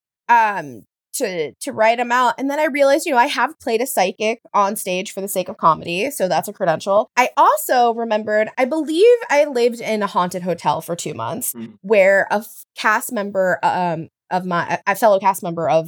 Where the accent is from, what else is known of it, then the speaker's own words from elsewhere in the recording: the Bible Belt, United States; I grew up in the Bible Belt